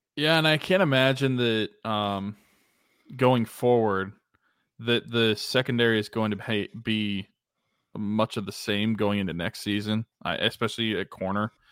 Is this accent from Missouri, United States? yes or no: no; Pittsburgh, Pennsylvania, United States; moved away as an adult; it's been almost a year and a half since I've been home in Pittsburgh, which is the longest I've been away from Pittsburgh in my life.